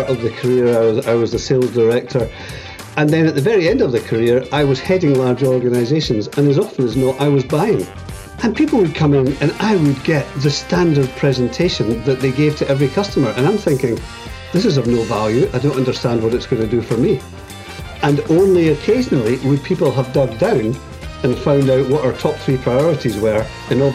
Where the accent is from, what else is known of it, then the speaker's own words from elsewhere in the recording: Edinburgh, Scotland, United Kingdom; moved away as an adult; now in Northern Ireland, United Kingdom; I was born in Edinburgh and lived there most of my life, but moved to Northern Ireland 12 years ago